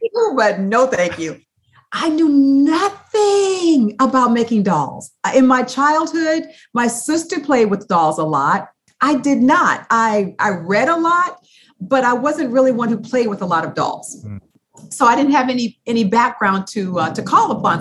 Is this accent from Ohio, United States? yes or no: yes; Toledo, Ohio, United States; now in San Diego, United States; I grew up in Toledo, Ohio